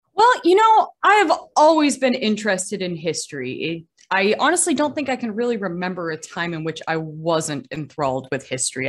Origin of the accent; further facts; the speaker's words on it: Gloucester, Massachusetts, United States; also born or lived in Boston; I was born in Gloucester, Massachusetts, which is America's oldest seaport.